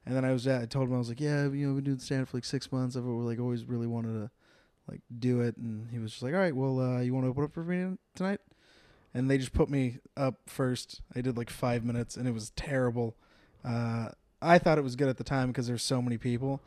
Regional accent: San Jose, California, United States; moved away as an adult; also born or lived in Temecula, California; now in Los Angeles, United States; was born and raised in, uh, San Jose, California.

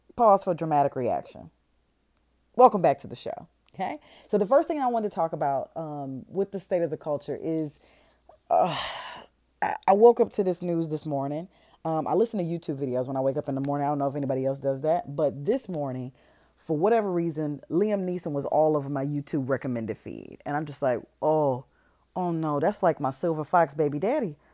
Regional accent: Detroit, Michigan, United States; moved away; I'm from Detroit

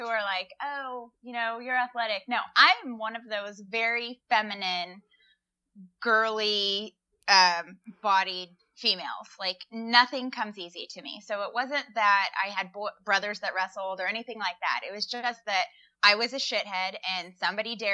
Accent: Walnut Creek, California, United States; moved away as an adult; also born or lived in Midwest; I went to Los Lomas. I grew up in Walnut Creek.

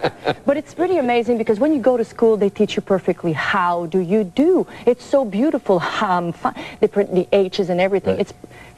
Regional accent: Quebec, Canada; first language French; English is a second language; moved away as an adult; I was born in the province of Quebec with 13 brothers and sisters, and we grew up in a French culture. So I started to sing only in French.

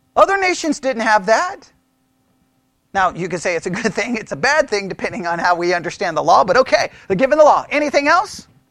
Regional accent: Texas, United States; You can't get more Texan than being born in Texas on Texas Independence Day than me

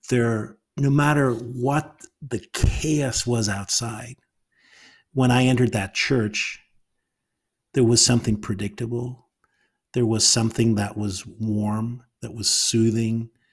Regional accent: Northern Ireland, United Kingdom; moved away; coming out of Northern Ireland

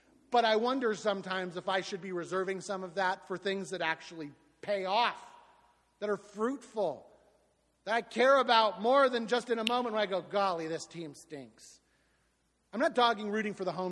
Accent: Southwest Florida, United States; I am from Southwest Florida.

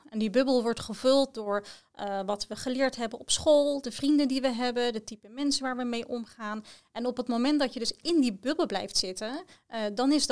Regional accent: The Hague, South Holland, Netherlands; uit Den Haag, ik ben daar geboren en getogen.

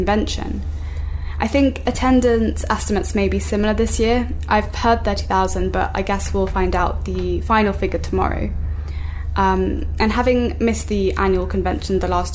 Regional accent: South England, United Kingdom; in my hometown where I've grown up and still live

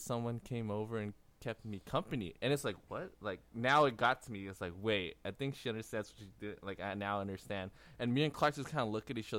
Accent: Taiwan; I'm from Taiwan

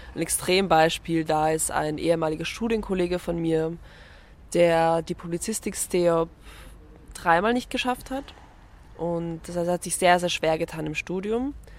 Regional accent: Vienna, Austria; ich komme aus Wien, also ich bin in Wien aufgewachsen

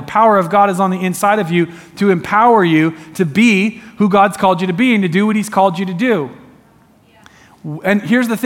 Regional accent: Eugene, Oregon, United States

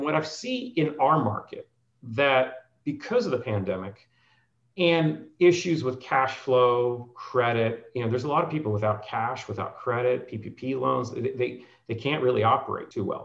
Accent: New Jersey, United States; moved away; I grew up in New Jersey

